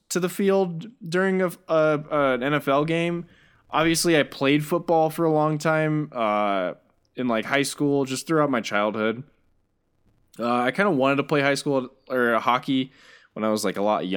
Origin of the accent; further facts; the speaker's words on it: United States; me being an American